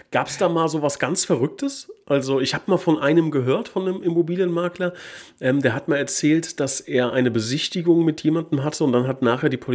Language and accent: German; Switzerland; dass man als, als Schweizer es schafft, äh, quasi beides hinzubekommen